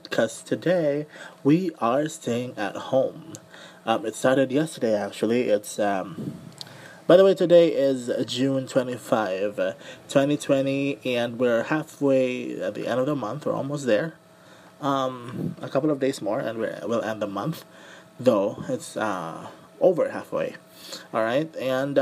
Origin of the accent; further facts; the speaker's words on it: Mandaue, Central Visayas, Philippines; I am from Mandawi City, Cebu. Still part of Cebu though, but I am from Mandawi City, Cebu